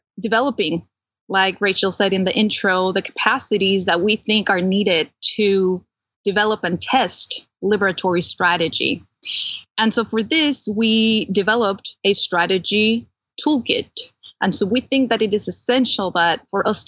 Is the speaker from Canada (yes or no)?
no; Mexico City, Mexico; also born or lived in California; now in Pennsylvania, United States; I was born and raised in Mexico City to a communist family.